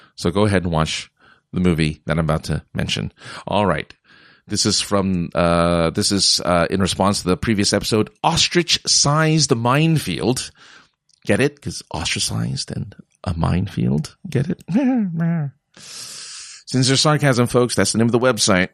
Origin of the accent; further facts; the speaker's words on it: California, United States; I come from California